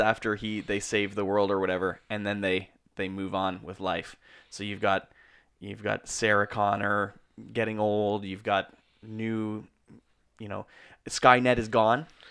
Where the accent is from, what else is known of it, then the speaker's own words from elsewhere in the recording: Canada; We're Canadian filmmakers